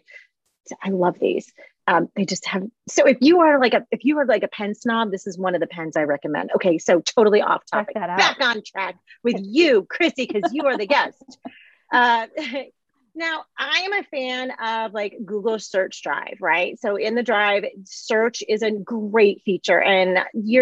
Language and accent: English; Michigan, United States; I'm from Michigan, Midwest